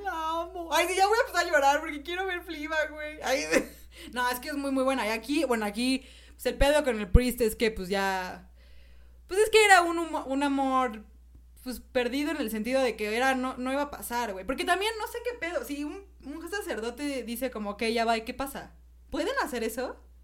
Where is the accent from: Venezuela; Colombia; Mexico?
Mexico; soy mexicana